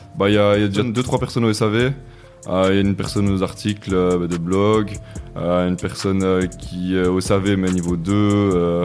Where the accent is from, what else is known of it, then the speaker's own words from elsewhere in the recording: Namur, Wallonia, Belgium; je viens de Belgique, Namur précisément